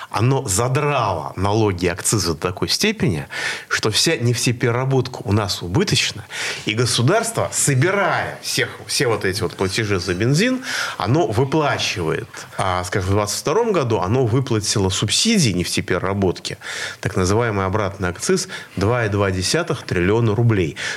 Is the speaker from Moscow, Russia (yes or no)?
yes; Moscow, Russia; Красное и белое? как москвич говорю.